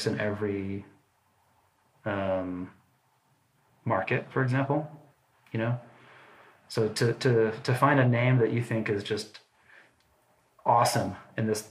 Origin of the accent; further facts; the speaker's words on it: United States; first language English; moved away as an adult; a English-speaking American coming over here